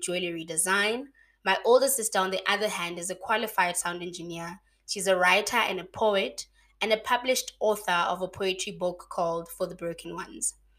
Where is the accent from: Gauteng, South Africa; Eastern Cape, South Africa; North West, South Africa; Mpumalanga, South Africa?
North West, South Africa; Mahikeng; moved away as an adult; now in Bloemfontein, South Africa; born and bred in Mafikeng, but I'm currently living and working in Bloemfontein